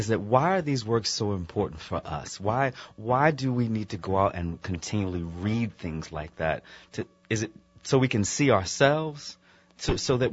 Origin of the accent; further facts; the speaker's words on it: Virginia Beach, Virginia, United States; growing up in Virginia Beach, Virginia